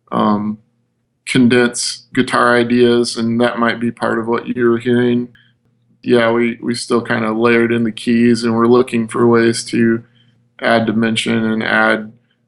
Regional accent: Midwest, United States; we're from the Midwest

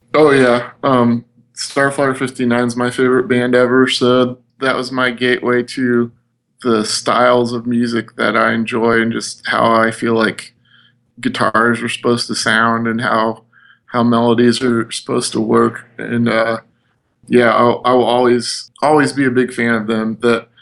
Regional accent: Midwest, United States; we're from the Midwest

